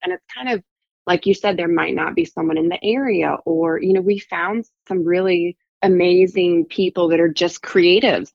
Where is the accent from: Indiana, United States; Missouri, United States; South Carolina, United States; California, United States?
South Carolina, United States; also born or lived in Virginia / Dublin, Ireland; I'm from South Carolina